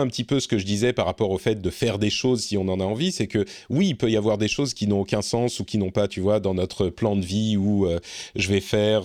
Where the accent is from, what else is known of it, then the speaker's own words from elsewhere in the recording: Lebanon; now in Finland; je suis né au Liban deux ans avant la guerre